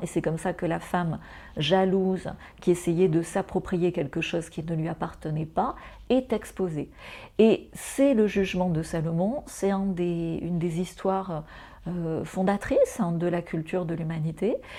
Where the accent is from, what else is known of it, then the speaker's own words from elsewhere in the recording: France; now in Mauritius; je suis française, j'ai eu besoin d'un visa